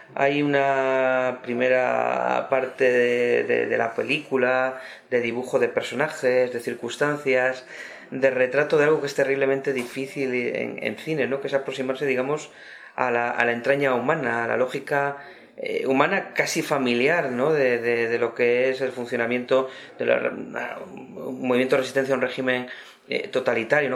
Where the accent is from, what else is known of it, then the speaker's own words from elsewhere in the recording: Cantabria, Spain; mi tierra de Cantabria